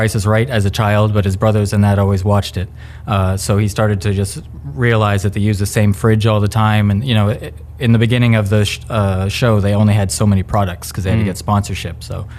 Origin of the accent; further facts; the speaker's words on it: Vancouver, British Columbia, Canada; I'm Canadian. It's hot.